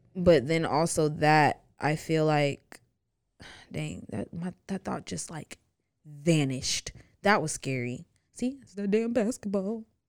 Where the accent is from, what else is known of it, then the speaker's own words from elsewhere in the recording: the South, United States; two black girls from the South